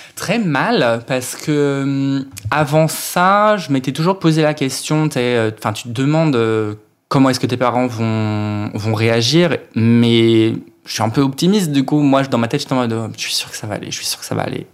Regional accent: Finistère, Brittany, France; je viens de Bretagne, du fin fond du trou du cul de la Bretagne, euh, Finistère

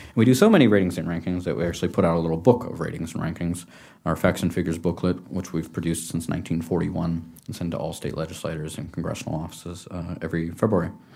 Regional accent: California, United States; my home state of California

